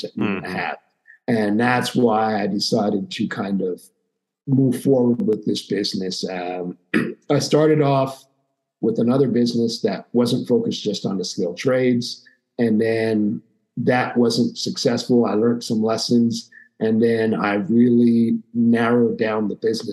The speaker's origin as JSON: {"language": "English", "town": "Montreal", "region": "Quebec", "country": "Canada", "tie": "born or raised there", "said": "I grew up in Montreal, Quebec, Canada"}